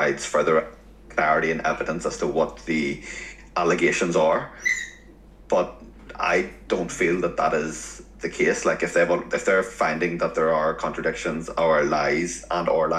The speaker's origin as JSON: {"language": "English", "region": "Northern Ireland", "country": "United Kingdom", "said": "I'm from Northern Ireland"}